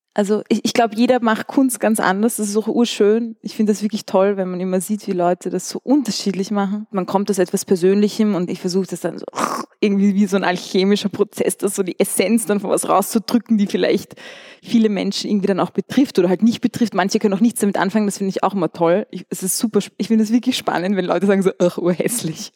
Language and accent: German; Vienna, Austria; moved away as an adult; also born or lived in Amsterdam; ich bin in Wien geboren und bin auch zur Schule gegangen